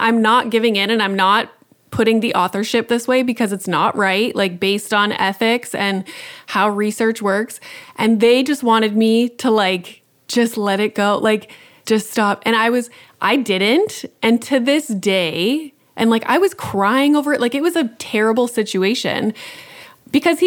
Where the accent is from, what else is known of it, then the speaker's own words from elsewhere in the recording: Canada; I'm from Canada